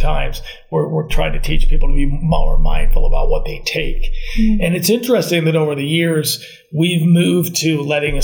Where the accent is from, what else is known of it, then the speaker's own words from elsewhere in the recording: New York, United States; moved away; I'm originally from New York, and I mean, we recycled everything when I lived in New York